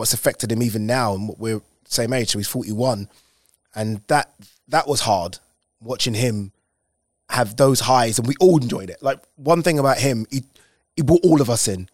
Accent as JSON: {"language": "English", "region": "London", "country": "United Kingdom", "tie": "born or raised there", "said": "we grew up in Plasto"}